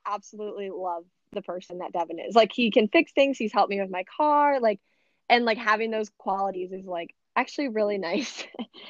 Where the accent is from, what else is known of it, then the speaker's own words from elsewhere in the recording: Addison, United States; like Addison where I'm from.